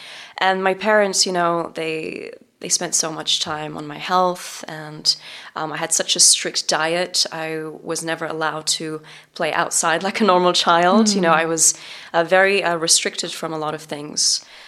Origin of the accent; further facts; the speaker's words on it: England, United Kingdom; moved away as an adult; now in Los Angeles, United States; And this was in Los Angeles when I moved from England to LA.